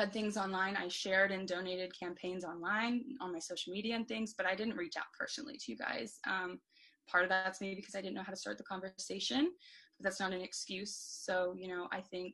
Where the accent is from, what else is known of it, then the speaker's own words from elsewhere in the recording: Florida, United States; growing up in Florida